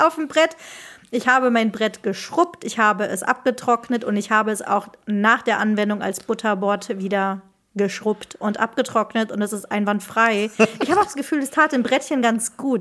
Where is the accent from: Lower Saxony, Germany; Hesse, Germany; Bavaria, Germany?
Hesse, Germany; Marburg; moved away as an adult; now in Rhineland, Germany; Ich komme aus Marburg